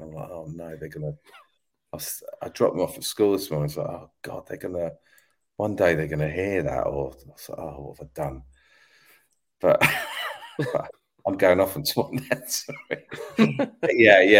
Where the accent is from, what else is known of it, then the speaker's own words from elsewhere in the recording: South East England, United Kingdom; I've been supporting Man United all my life and only been to see them two or three times because I came down from Sussex.